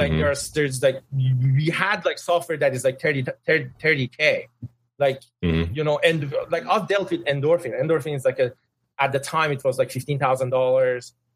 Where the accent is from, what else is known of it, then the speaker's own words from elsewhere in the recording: Tehran, Tehran Province, Iran; English is a second language; moved away as an adult; now in San Francisco Bay Area, United States; I come from Tehran. Tehran is a very big, like you know, city